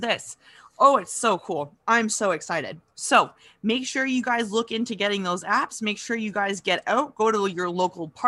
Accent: Kitchener, Ontario, Canada; moved away as an adult; also born or lived in Sault Ste. Marie, Ontario; now in North Perth, Canada; growing up in Kitchener

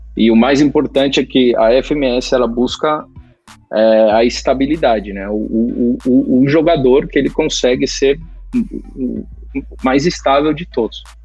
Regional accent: Brazil; moved away as an adult; now in Spain; sendo brasileiro e por mais que eu, a maior parte da minha vida eu vivi no Brasil

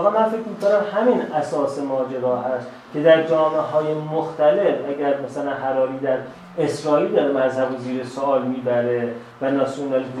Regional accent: Iran; born there; من در ایران به دنیا آمدم

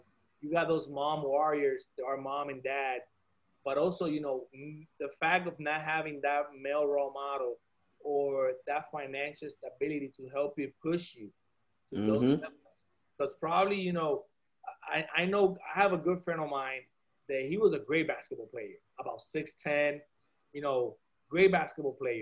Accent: Puerto Rico; moved away; also born or lived in Miami; growing up in Puerto Rico and going to school in Puerto Rico

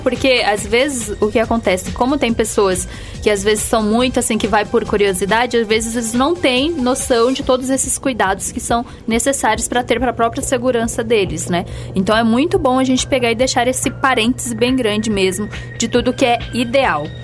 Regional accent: Minas Gerais, Brazil; como a gente é lá de Minas

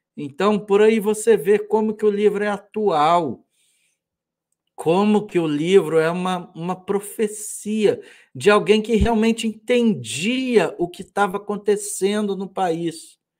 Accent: Brazil

